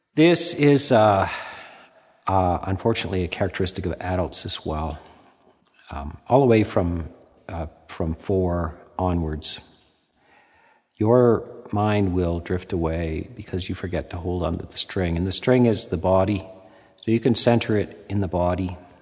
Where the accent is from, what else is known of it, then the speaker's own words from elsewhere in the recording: Canada; being Canadian